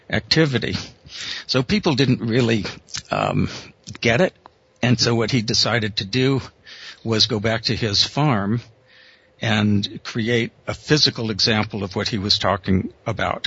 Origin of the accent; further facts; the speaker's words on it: Los Angeles, California, United States; moved away as an adult; also born or lived in Berkeley / Japan; I grew up in Los Angeles, city boy originally